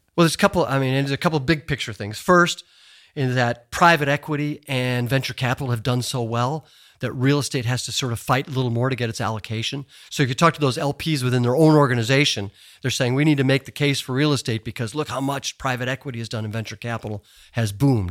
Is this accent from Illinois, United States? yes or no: yes; Chicago, Illinois, United States; moved away as an adult; I was just a Chicago boy